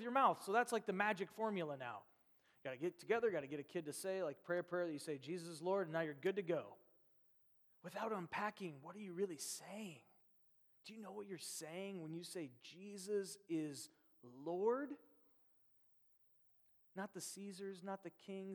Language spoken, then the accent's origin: English; Nebraska, United States; now in Chicago, United States; I grew up in America, and I grew up in Nebraska